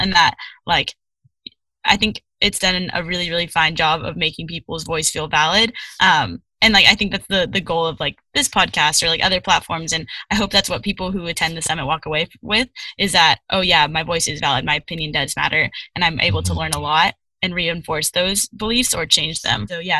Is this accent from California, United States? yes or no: yes; California, United States; as a youth and then as a Californian in general